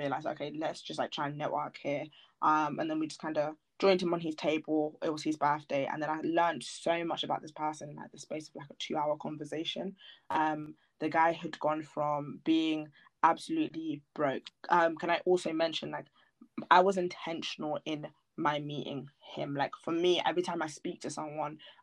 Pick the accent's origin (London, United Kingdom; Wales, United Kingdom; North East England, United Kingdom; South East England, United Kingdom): South East England, United Kingdom; Milton Keynes; just sitting around in my hometown, Milton Keynes